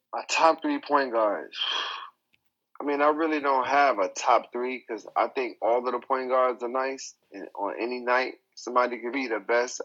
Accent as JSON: {"language": "English", "town": "New York City", "region": "New York", "country": "United States", "tie": "born or raised there", "moved": "yes", "lives_now": "China", "said": "I'm from New York"}